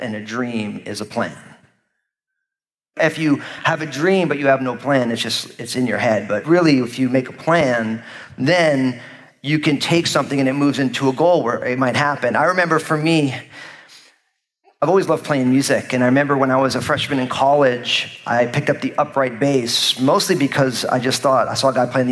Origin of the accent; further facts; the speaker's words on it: New Jersey, United States; moved away; I was living in New Jersey, my home state at the time